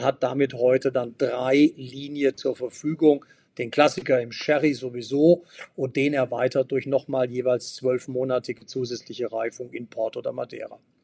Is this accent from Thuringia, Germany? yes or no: no; Hanover, Lower Saxony, Germany; mein Haus und meine Heimat in Hannover